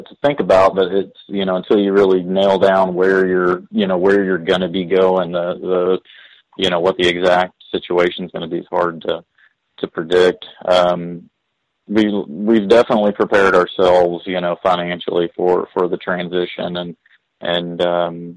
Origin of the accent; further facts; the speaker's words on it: East Texas, United States; moved away; I grew up in East Texas